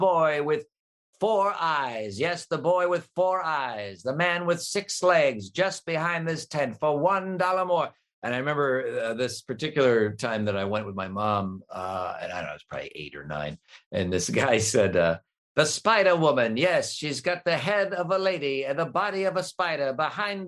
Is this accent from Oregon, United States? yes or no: no; Cleveland, Ohio, United States; I grew up in Cleveland